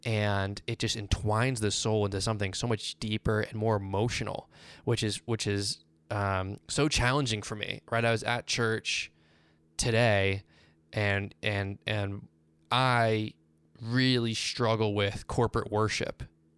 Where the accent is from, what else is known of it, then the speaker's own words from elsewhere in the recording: Boston, Massachusetts, United States; also born or lived in Virginia; Well, I'm from Boston, but most of my life, adult life, was spent in Virginia.